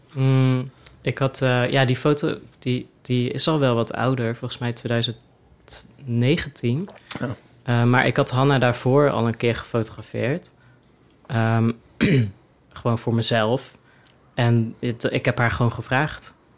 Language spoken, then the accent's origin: Dutch; Oosterhout, North Brabant, Netherlands; moved away as an adult; also born or lived in Leeuwarden; Ik kom dus uit Oosterhout oorspronkelijk